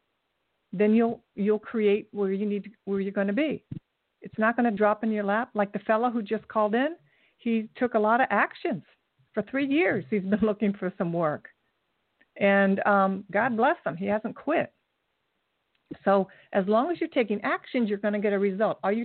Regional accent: Kettering, Ohio, United States; I'm from Kettering, Ohio

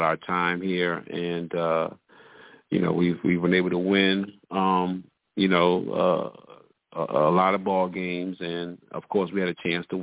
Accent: Cross, South Carolina, United States; I'm from Cross, born and raised.

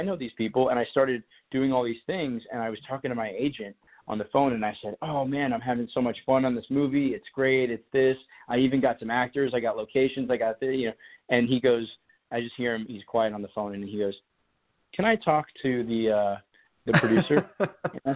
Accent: Colorado, United States; moved away; I grew up in Colorado

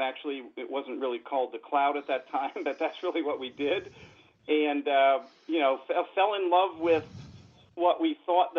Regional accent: Scranton, Pennsylvania, United States; moved away as an adult; I'm originally from Pennsylvania. I was born in the coal regions, actually in the Scranton, Pennsylvania area

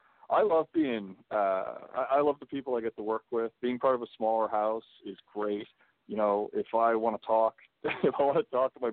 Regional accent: east coast of Canada, Atlantic Canada, Canada; moved away; also born or lived in London; where I grew up on the east coast of Canada

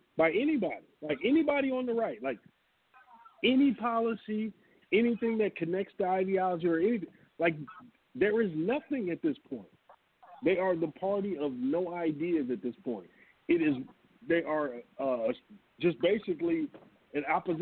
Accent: United States; as Americans in total

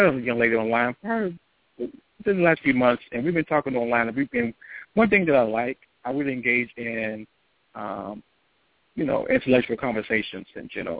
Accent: Detroit, Michigan, United States; now in Nevada, United States; I'm from Detroit, and so that's pretty much a hockey town itself

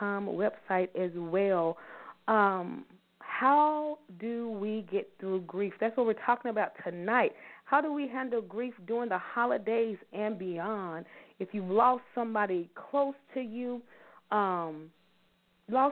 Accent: Louisville, Kentucky, United States; I am from Louisville, Kentucky. Born and raised, I love being a Louisvillian.

